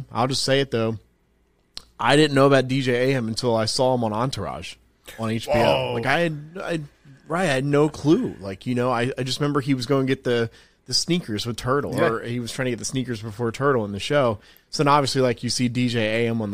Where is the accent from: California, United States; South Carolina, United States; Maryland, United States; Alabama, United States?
South Carolina, United States; also born or lived in New Jersey; I was born in New Jersey, but I grew up in South Carolina.